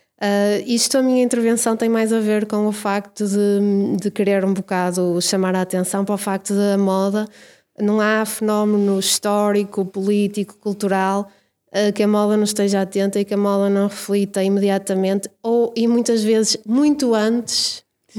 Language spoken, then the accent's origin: Portuguese; Braga, Norte, Portugal; eu nasci em Braga e vivi em Braga desde sempre